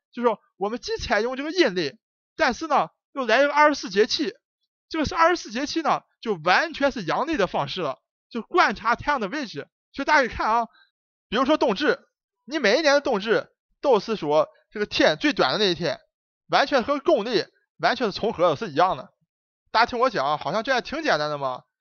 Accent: Dalian, Liaoning, China; moved away as an adult; now in United States; 我老家的这个鱿鱼多出名啊

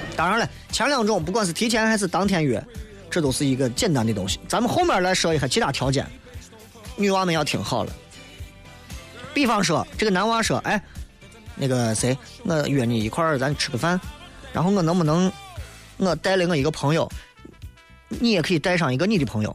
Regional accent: Xi'an, Shaanxi, China; 我们陕西人，西安人

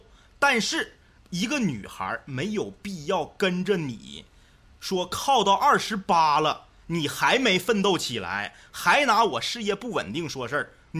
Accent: Changchun, Jilin, China; 我俩都是土生土长长春人，我俩结婚没有一个随彩礼的。

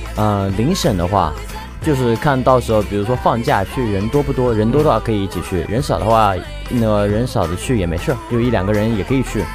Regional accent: Hangzhou, Zhejiang, China; 我是浙江杭州的

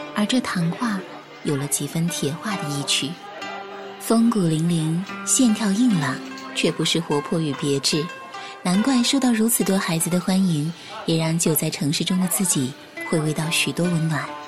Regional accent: Chengdu, Sichuan, China; 这里是成都，一座来了就不想离开的城市。这里是我的家乡

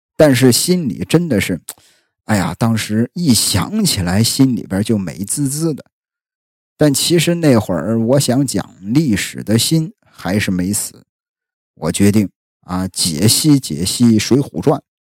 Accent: Jinan, Shandong, China; accent: Jinan dialect; 我是山东人，啊，山东济南人

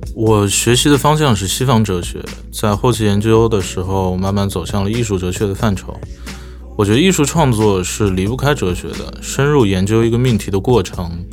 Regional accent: Shanghai, China; 目前主要生活在上海，上海是我从小生长的地方

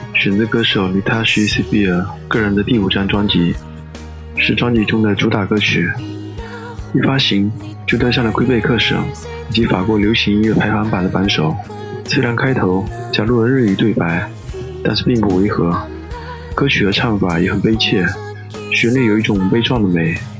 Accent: China; 我们中国人

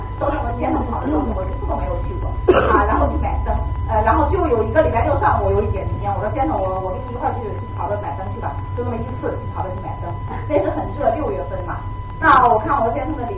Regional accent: Henan, China; moved away; 我家是河南的

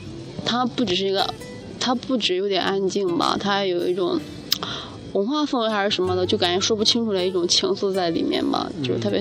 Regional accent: Henan, China; moved away as an adult; now in Chongqing, China; 因为我是来自北方，嗯，河南嘛

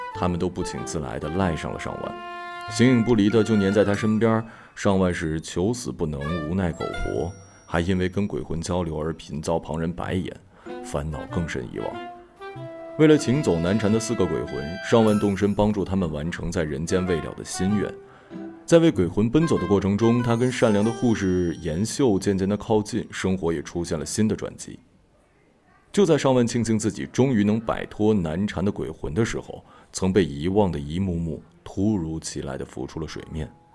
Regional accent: China; 作为一个中国人，一个八零后、九零后的中国人

